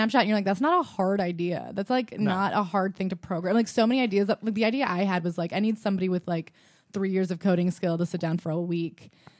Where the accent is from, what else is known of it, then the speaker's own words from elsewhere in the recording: New York, United States; I am a comic and I'm here to talk about my experience as a New Yorker who does comedy.